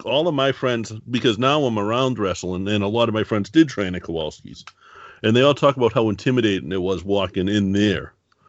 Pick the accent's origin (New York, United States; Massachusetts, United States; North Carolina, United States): Massachusetts, United States; Boston; I grew up in Boston. Like, I'm in Boston still.